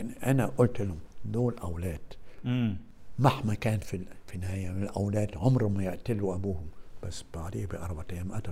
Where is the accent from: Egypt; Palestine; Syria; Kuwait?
Egypt; انا في الاخر اقولها بصراحه مصري اكثر من انا مصري اكثر مني عربي